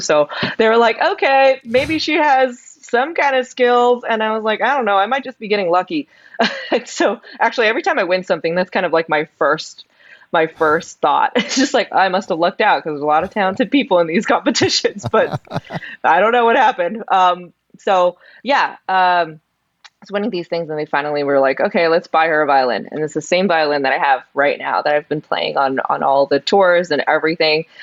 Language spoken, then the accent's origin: English; San Gabriel, California, United States; I grew up in in California, the LA area